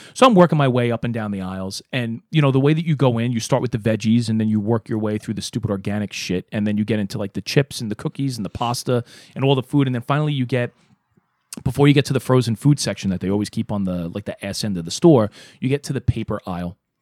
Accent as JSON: {"language": "English", "town": "New York City", "region": "New York", "country": "United States", "moved": "as an adult", "said": "Because I lived in Brooklyn, Um, I'm from Brooklyn"}